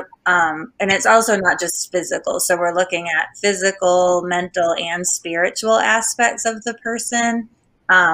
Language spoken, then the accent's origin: English; Massachusetts, United States; also born or lived in Albuquerque, New Mexico; now in Alabama, United States; I also am from Massachusetts.